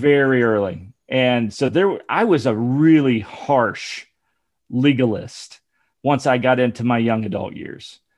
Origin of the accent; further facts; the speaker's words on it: near Dayton, Ohio, United States; moved away; also born or lived in Alabama / Virginia; I was raised near Dayton, Ohio